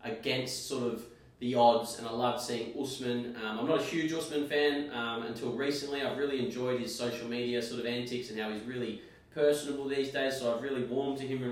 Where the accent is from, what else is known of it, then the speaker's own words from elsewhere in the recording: Australia; I'm an Aussie